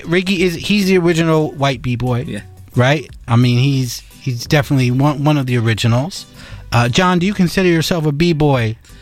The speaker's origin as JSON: {"language": "English", "town": "New York City", "region": "New York", "country": "United States", "said": "we're New Yorkers"}